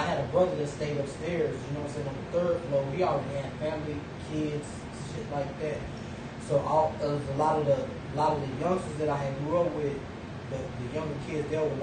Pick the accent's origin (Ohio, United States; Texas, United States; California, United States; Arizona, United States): Texas, United States; Corpus Christi; I grew up in Northside Mountain, Northside area